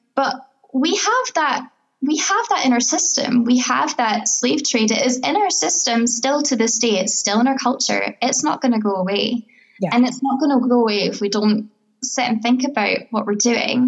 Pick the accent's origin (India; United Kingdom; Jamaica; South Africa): United Kingdom; Scotland; I was born here